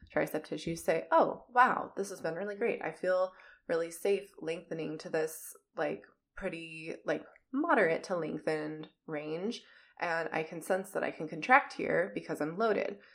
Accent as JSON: {"language": "English", "region": "Minnesota", "country": "United States", "accent": "Minnesotan", "said": "My Minnesotan accent"}